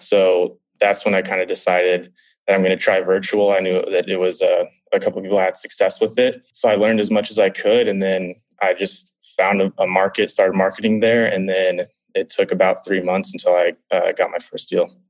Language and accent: English; San Diego, California, United States; I'm from San Diego, California, so a couple hours from where you are